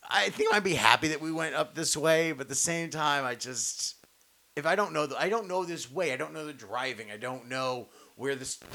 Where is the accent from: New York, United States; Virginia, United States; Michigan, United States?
New York, United States; I'm from New York.